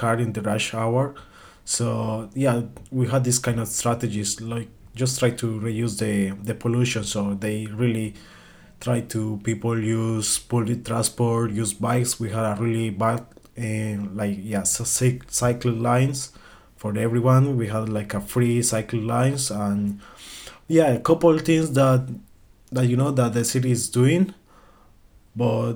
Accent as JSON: {"language": "English", "town": "Medellín", "region": "Antioquia", "country": "Colombia", "tie": "born or raised there", "second_language": "English", "moved": "yes", "said": "I came from Colombia, especially from Medellin City. I went to public school"}